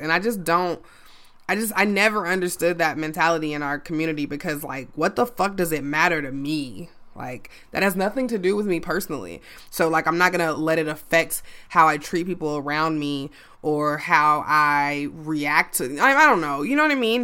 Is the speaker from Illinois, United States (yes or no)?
yes; Chicago, Illinois, United States; my hometown